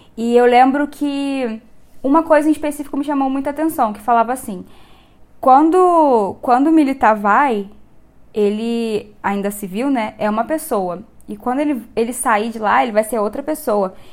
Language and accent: Portuguese; Rio de Janeiro, Brazil; moved away as an adult; now in Anápolis, Brazil; eu tenho 25 anos, sou carioca, tô aqui em Anápolis por causa do meu marido